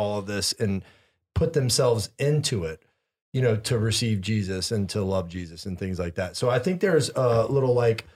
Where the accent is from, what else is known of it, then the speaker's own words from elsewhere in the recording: the Bible Belt, United States; I grew up in the Bible Belt.